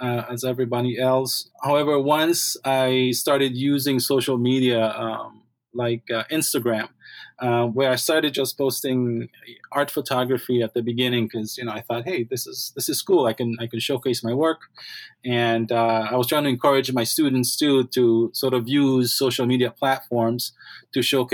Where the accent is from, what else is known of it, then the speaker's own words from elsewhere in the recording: Belize; moved away; I grew up in Belize